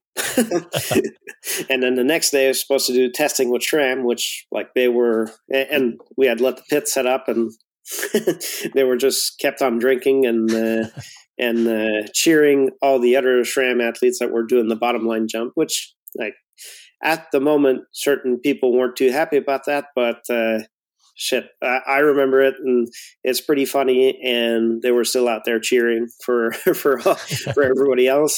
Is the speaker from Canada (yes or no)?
yes; near Montreal, Quebec, Canada; also born or lived in Bromont, Quebec; west of uh, uh, off of the island of Montreal